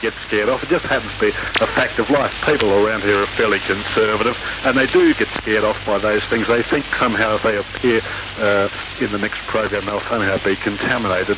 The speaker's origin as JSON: {"language": "English", "town": "Melbourne", "region": "Victoria", "country": "Australia", "tie": "born or raised there", "moved": "as an adult", "said": "I was born in Melbourne. I lived in Melbourne until I was in my 30s"}